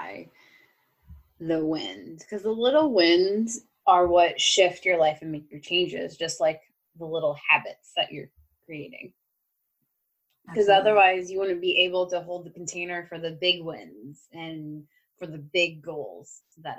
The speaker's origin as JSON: {"language": "English", "region": "Midwest", "country": "United States", "moved": "yes", "said": "I'm originally from the Midwest"}